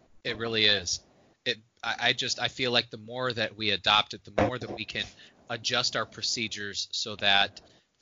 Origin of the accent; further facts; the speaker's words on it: Plymouth, Indiana, United States; moved away; I grew up in Plymouth, Indiana